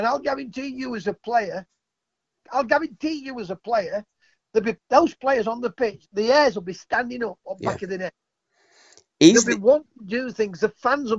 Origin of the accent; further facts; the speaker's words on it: England, United Kingdom; I'm English